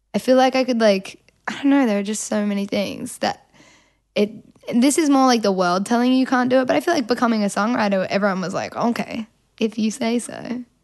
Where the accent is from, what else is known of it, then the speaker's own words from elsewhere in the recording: Melbourne, Victoria, Australia; accent: Australian; I'm from Melbourne